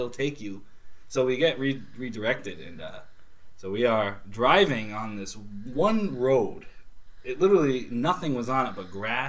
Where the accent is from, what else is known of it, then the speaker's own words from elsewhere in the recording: Somerset, Massachusetts, United States; I'm from Somerset.